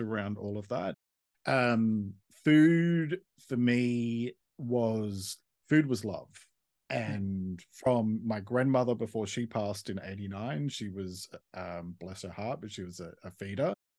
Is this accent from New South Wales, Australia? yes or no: yes; Sydney, New South Wales, Australia; moved away as an adult; also born or lived in Melbourne; I grew up in Sydney and then around the age of twenty-five moved to Melbourne